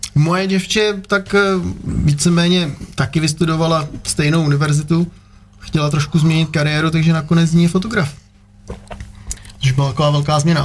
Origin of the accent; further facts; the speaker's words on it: Czechia; moved away; also born or lived in Prague / London; já jsem jako původně z Krkonoš